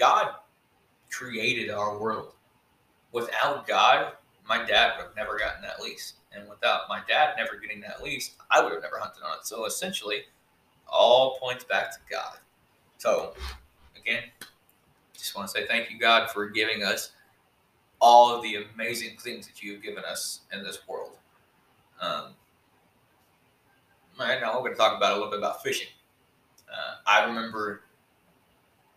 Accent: Texas, United States; born or raised there

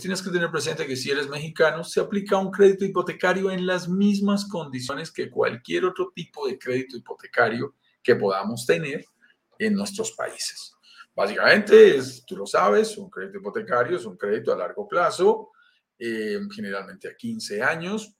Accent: Colombia; accent: Colombian; also born or lived in Bogotá, Colombia; Soy colombiano, lo notarás en mi acento y vivo en Bogotá, Colombia

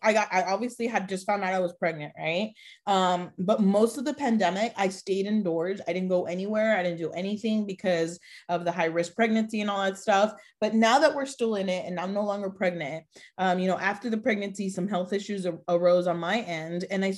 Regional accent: Mexico; born there; I was born in Mexico too.

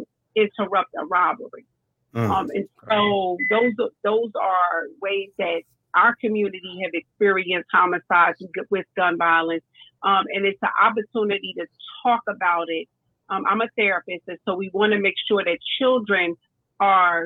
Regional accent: North New Jersey, United States; moved away; I grew up in North New Jersey

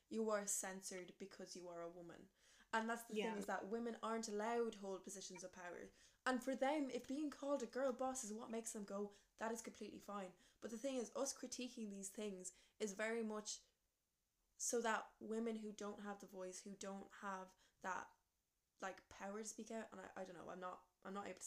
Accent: Ireland; we as like an Irish society

